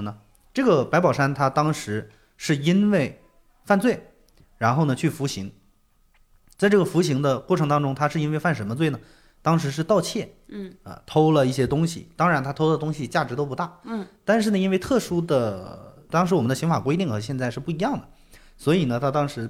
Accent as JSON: {"language": "Chinese", "country": "China", "said": "就我们中国人喜欢说那种天庭饱满嘛"}